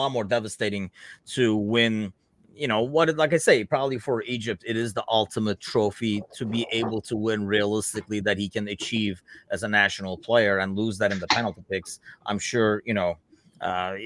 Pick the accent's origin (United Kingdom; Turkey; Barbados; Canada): Turkey; now in United States; growing up in Turkey